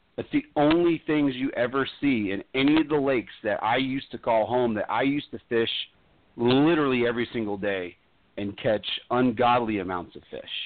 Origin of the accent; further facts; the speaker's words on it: Florida, United States; also born or lived in New York; I consider myself a Floridian